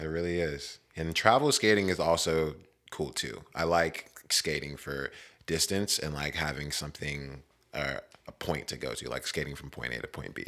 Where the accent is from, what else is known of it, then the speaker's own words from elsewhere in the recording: West Virginia, United States; moved away as an adult; also born or lived in Maryland / San Diego; now in California, United States; I was born in Maryland, and I grew up in West Virginia